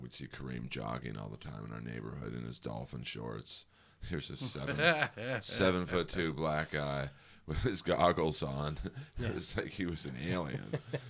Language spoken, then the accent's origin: English; Los Angeles, California, United States; I grew up in Bel Air.